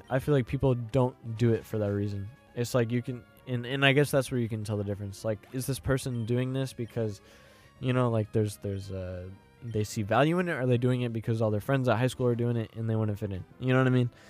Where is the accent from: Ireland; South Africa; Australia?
Ireland; I'm Irish and and uh, I know in Ireland uh Britain Britain, Ireland, Brit, the British and Irish, they have beef